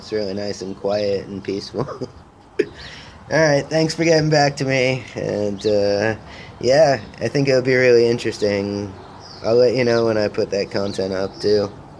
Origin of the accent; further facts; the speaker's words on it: Rhinebeck, New York, United States; born there; also born or lived in Glens Falls / Saratoga; I was born in Rhinebeck, right outside of Woodstock. And then I lived for a while in Glens Falls and in Saratoga, yeah.